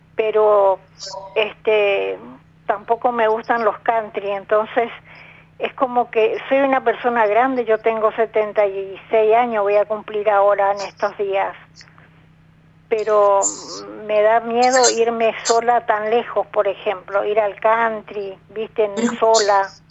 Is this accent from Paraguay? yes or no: yes; Paraguay; moved away as an adult; now in Buenos Aires, Argentina; Soy este, de Paraguay, pero hace 40 años que vivo acá